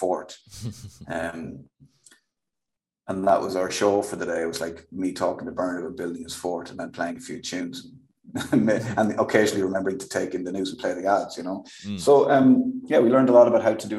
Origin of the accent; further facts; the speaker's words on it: Kildare, Leinster, Ireland; I'm from Kildare. So it was just me probably doing my own accent